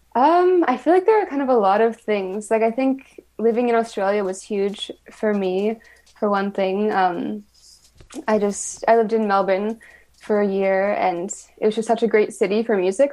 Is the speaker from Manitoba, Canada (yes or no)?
yes; Winnipeg, Manitoba, Canada; I grew up in Winnipeg